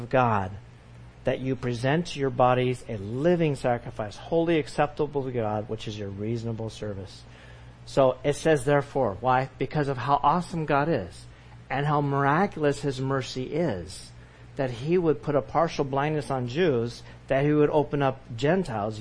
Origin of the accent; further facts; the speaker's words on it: California, United States; growing up in California